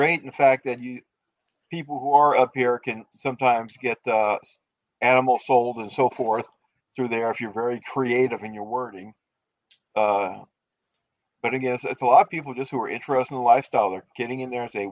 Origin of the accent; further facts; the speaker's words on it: Louisiana, United States; now in Minnesota, United States; originally, I'm from Louisiana.